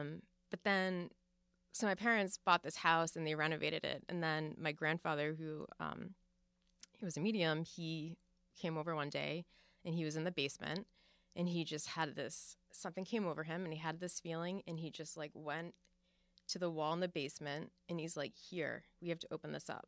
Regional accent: Fall River, Massachusetts, United States; Yeah, I was born in Fall River, Massachusetts, and that is, you know, home of the Lizzie Borden murder case

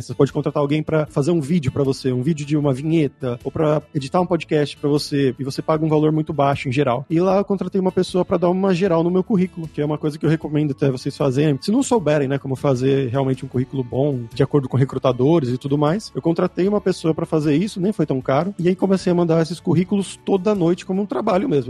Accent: Santo André, São Paulo, Brazil; moved away as an adult; also born or lived in São Bernardo do Campo / São Caetano do Sul / Campinas / Germany; now in Barcelona, Spain; eu sou de Santo André, no ABC Paulista. Cresci em Santo André. Na verdade, eu nasci em São Bernardo, cresci em Santo André

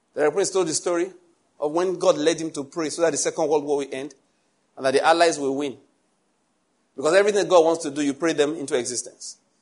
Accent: Western Nigeria, Nigeria; I'm from Western Nigeria. I was there

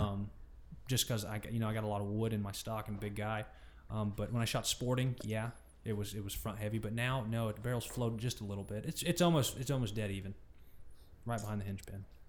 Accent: Georgia, United States; we're all three from Georgia.

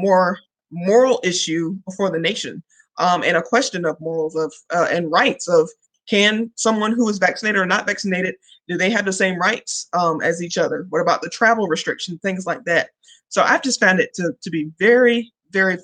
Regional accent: New Bern, North Carolina, United States; now in Charlotte, United States; I'm originally from New Bern, North Carolina.

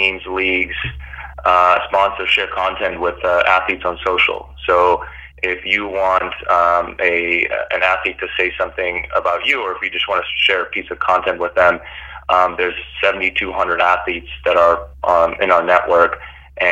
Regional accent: Fort Worth, Texas, United States; also born or lived in Bosnia / Berlin, Germany; I moved to Fort Worth, Texas, and kind of grew up there. So went to high school there, you know, went to middle school, went to high school there

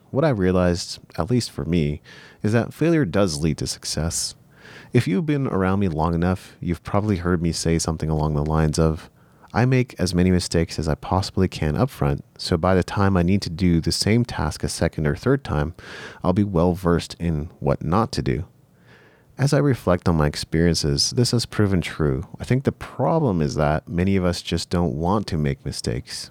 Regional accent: Japan; moved away; I grew up in Japan, so my Japanese was still pretty good

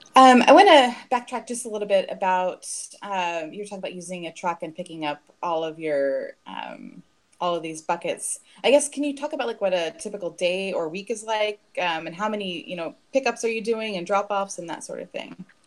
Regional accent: Fort Worth, Texas, United States; now in Houston, United States; I'm from Fort Worth originally

